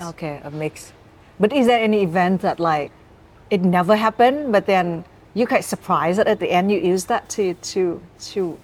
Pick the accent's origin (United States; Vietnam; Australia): Vietnam; the North, Northern Vietnam; now in Ho Chi Minh City, Vietnam; I'm from the North